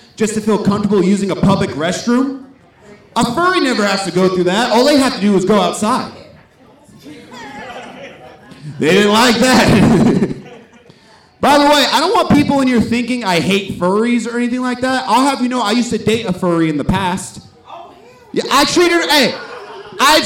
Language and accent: English; Stockton, California, United States; growing up in Stockton was pretty rough.